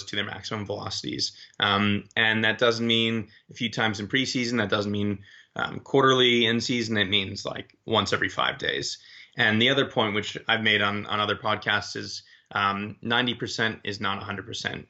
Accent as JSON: {"language": "English", "town": "Boston", "region": "Massachusetts", "country": "United States", "tie": "born or raised there", "also_born_or_lived": "Maryland / Amsterdam / Loughborough, United Kingdom", "moved": "as an adult", "said": "I was born in this area"}